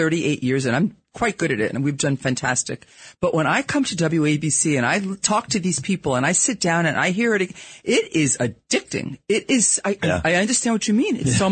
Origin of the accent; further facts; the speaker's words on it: New York City, New York, United States; accent: Brooklyn; my horrible Brooklyn accent that comes out because I'm a New Yorker